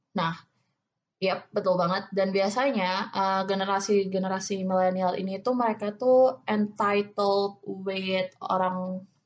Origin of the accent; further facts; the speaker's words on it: Java, Indonesia; accent: Javanese; aku Jawa